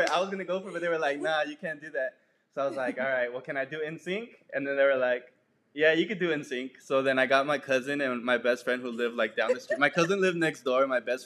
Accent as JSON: {"language": "English", "town": "El Paso", "region": "Texas", "country": "United States", "tie": "born or raised there", "said": "I'm from El Paso, born and raised"}